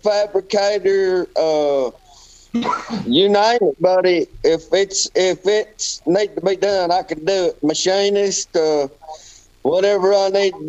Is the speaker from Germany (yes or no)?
no; West Virginia, United States; moved away; I'm originally from West Virginia.